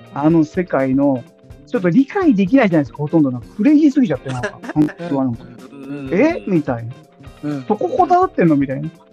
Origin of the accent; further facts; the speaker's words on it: Numazu, Shizuoka, Japan; 僕はあの地元静岡県沼津市です